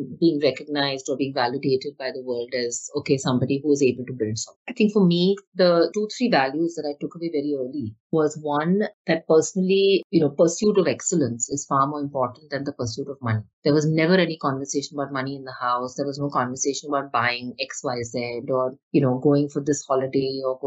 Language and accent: English; Mumbai, Maharashtra, India; I grew up obviously in Bombay as a middle class to upper middle class kid